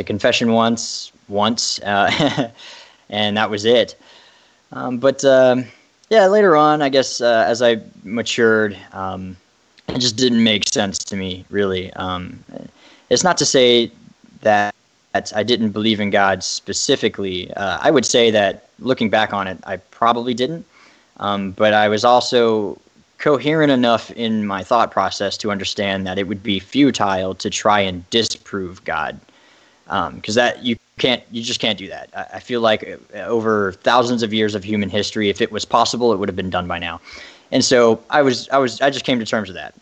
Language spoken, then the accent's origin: English; Derry, Northern Ireland, United Kingdom; moved away; I was, of course, growing up in an Irish family. I spent some time living in Derry, Ireland, which is way up north.